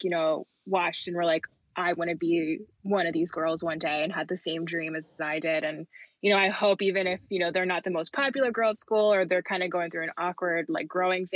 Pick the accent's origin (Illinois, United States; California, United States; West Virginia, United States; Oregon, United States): West Virginia, United States; Morgantown; my hometown of Morgantown